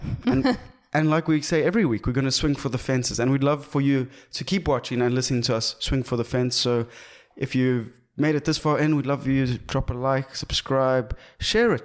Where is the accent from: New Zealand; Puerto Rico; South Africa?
South Africa; being South African